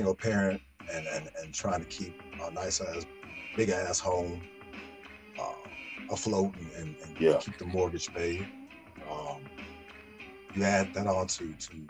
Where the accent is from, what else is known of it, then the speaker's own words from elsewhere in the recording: Chicago, Illinois, United States; we all said the same growing up in Chi, where we had tough ass mamas